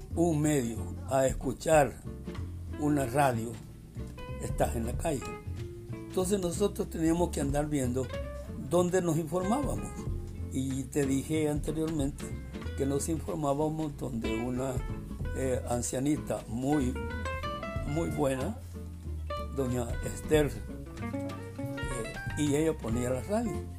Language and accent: Spanish; Zacatecoluca, La Paz, El Salvador; also born or lived in San Sebastián, San Vicente, El Salvador; yo nací en San Sebastián, departamento de San Vicente. Por cuestiones de familia, nos trasladamos cuando yo tenía dos o tres años de edad, por cuestiones de familia, nos trasladamos a Zacatecoluca, que es mi segunda ciudad que me formó